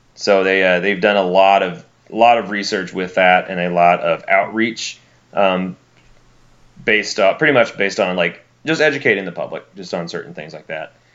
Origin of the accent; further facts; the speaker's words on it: Alabama, United States; now in South Florida, United States; where I grew up in Alabama